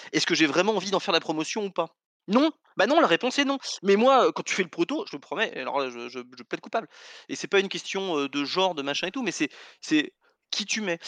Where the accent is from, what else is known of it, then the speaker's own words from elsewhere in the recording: France; je suis français et donc bah, je connais beaucoup mieux l'histoire de France que n'importe quel autre.